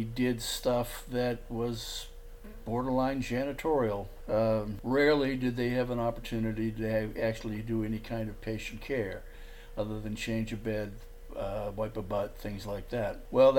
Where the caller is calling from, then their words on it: Port Lavaca, Texas, United States; I'm calling from Port Lavaca, Texas.